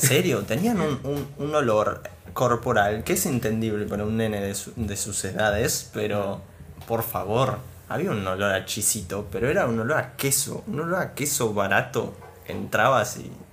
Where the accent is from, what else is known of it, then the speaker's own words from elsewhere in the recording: Argentina; nuestro gran país, Argentina